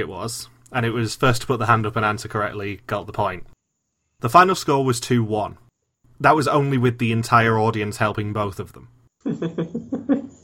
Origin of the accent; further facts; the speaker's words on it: England, United Kingdom; I'm English.